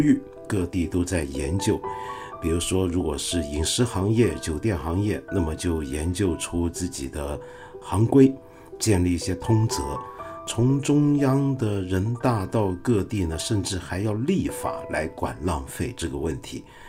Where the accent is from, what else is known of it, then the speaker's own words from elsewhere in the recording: Taiwan; moved away; 小时候在台湾读唐鲁孙先生的著作